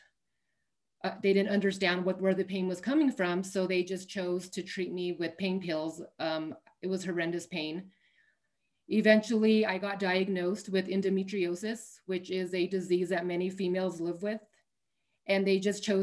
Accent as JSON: {"language": "English", "town": "Albuquerque", "region": "New Mexico", "country": "United States", "tie": "born or raised there", "said": "I am from Albuquerque, New Mexico, born and raised"}